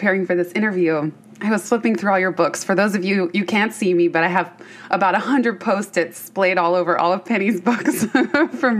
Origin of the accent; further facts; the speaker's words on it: Bay Area, California, United States; I grew up in the Bay Area